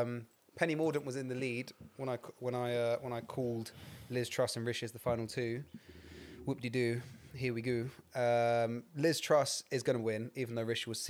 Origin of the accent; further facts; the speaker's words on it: England, United Kingdom; I'm from the Midlands.